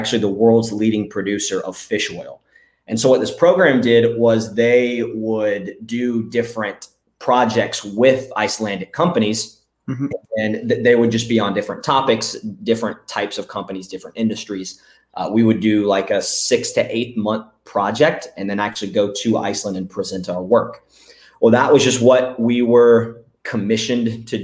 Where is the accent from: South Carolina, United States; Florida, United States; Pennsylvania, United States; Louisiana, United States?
South Carolina, United States; Florence; moved away as an adult; now in Myrtle Beach, United States; For everyone in the States, that would be Florence. It's just about an hour away from where I am now here in Myrtle Beach. But that's where I grew up